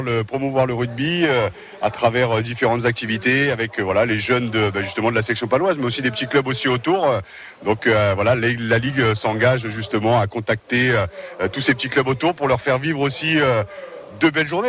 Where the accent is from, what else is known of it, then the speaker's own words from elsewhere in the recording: Amiens, Hauts-de-France, France; Je suis né à Amiens